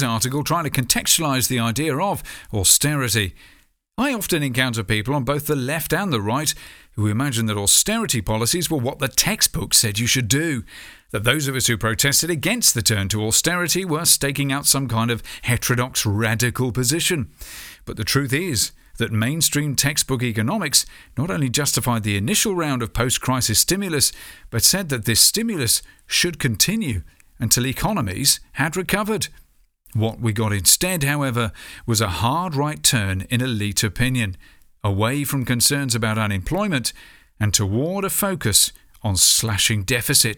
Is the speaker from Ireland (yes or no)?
no; United Kingdom; As a Brit